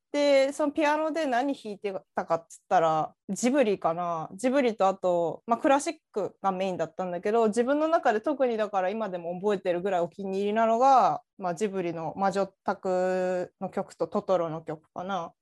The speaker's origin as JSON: {"language": "Japanese", "region": "Chiba", "country": "Japan", "tie": "born or raised there", "said": "私千葉っ子だったから"}